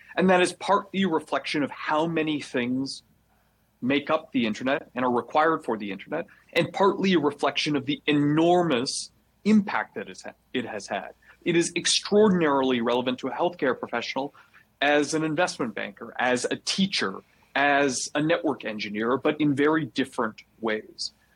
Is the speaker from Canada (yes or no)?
yes; Canada; I'm Canadian